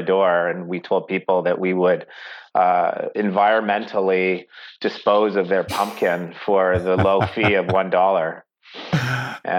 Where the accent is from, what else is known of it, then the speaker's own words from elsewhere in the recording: Oakville, Ontario, Canada; I grew up in Oakville